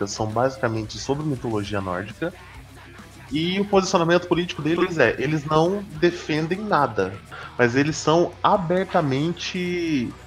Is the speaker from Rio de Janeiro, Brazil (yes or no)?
no; Minas Gerais, Brazil; Não, não, sou de Minas.